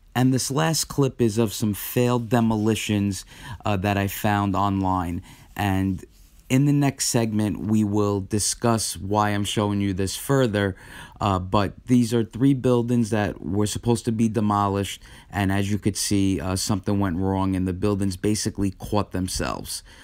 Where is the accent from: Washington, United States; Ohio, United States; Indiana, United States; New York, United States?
New York, United States; New York City; as an as a New Yorker and an American